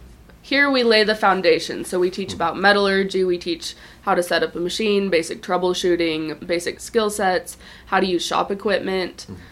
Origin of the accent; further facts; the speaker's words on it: Springville, Utah, United States; also born or lived in Price, Utah / Salt Lake City, Utah; now in Moab, United States; So I was raised in Springville, Utah County.